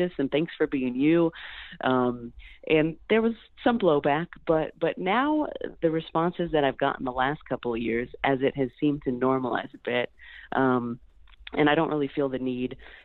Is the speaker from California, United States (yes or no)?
yes; Central Valley, California, United States; I'm from the Central Valley